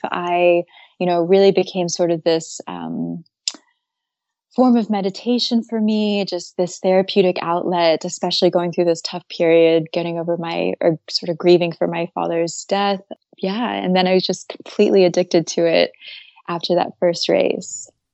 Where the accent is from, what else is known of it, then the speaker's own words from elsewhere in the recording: Atlanta, Georgia, United States; moved away as an adult; also born or lived in Maine / Japan; now in Paris, France; I grew up originally, um, I'm from Atlanta, Georgia. And yeah, I lived there up until age eighteen.